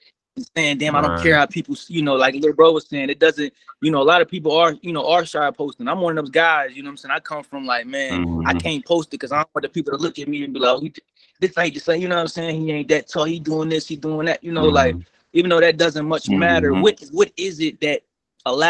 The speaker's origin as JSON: {"language": "English", "region": "Maryland", "country": "United States", "moved": "yes", "lives_now": "Atlanta, United States", "said": "I'm originally from Maryland. So right now I'm in Atlanta"}